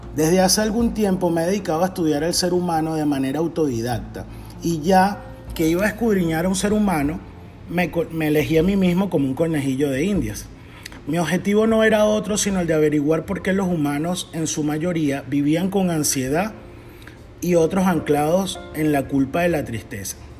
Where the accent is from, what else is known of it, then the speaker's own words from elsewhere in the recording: Venezuela; now in Tennessee, United States; soy venezolano, actualmente vivo en Tennessee, Estados Unidos